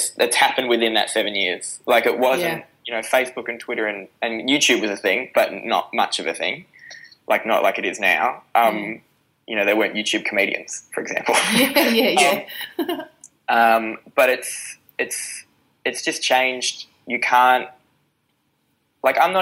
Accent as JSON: {"language": "English", "town": "Newcastle", "region": "New South Wales", "country": "Australia", "tie": "born or raised there", "said": "I grew up in Newcastle, and so the gigs that I started doing were in, you know, pubs with NRL players sitting in them"}